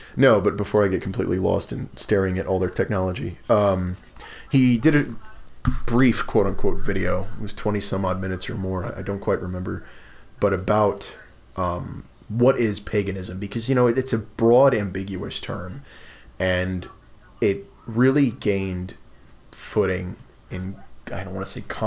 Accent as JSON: {"language": "English", "region": "New Jersey", "country": "United States"}